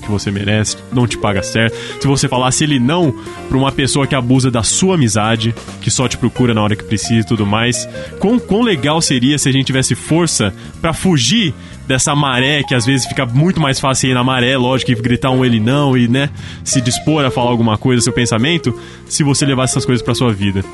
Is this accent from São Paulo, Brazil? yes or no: yes; Ribeirão Preto, São Paulo, Brazil; eu sou de Ribeirão Preto, interior